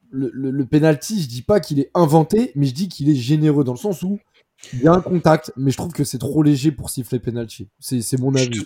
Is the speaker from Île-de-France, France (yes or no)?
yes; Paris, Île-de-France, France; Franchement, on est parisien, mais ça se voit que Ramos avait cherché le penalty à 10 minutes de la fin.